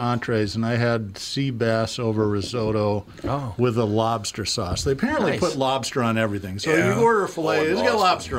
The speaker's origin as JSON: {"language": "English", "town": "Boston", "region": "Massachusetts", "country": "United States", "tie": "born or raised there", "said": "You know, it's my hometown, but it's not my... There are parts of Boston I like, but generally it's really hard to get through."}